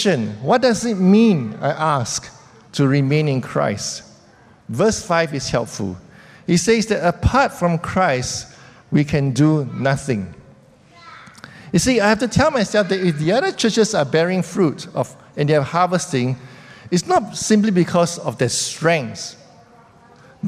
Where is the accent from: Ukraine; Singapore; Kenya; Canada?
Singapore; as Singaporeans